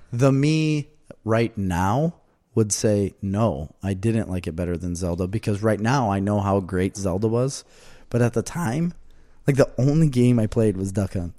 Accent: Verona, Wisconsin, United States; now in Mazomanie, United States; I'm from Verona

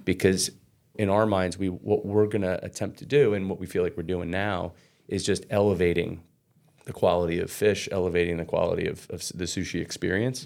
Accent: Red Bank, New Jersey, United States; I grew up in Red Bank, south of Red Bank.

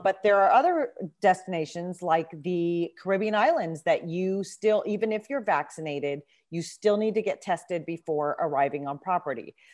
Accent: Southern California, United States; moved away as an adult; also born or lived in Nairobi, Kenya; now in Maryland, United States; I grew up in Southern California

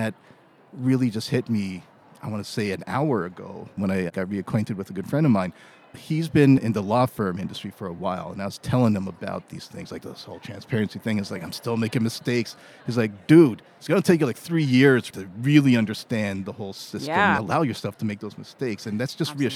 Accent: Toronto, Ontario, Canada; moved away as an adult; also born or lived in Montreal / New York / Washington, D.C.; now in Toronto, Canada; I was born in Montreal, grew up in Toronto

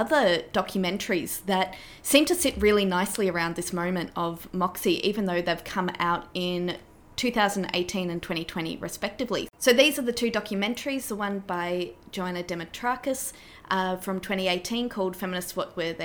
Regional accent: Australia; as an Australian woman

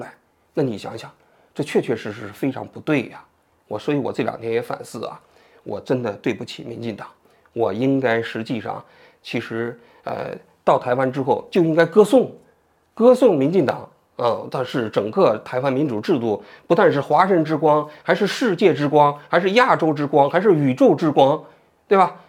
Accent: China; 我是一个来自于中国大陆的人。

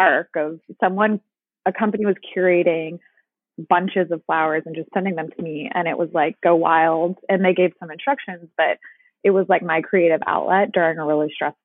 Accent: Dallas, Texas, United States; now in Washington, D.C., United States; I'm from Dallas originally

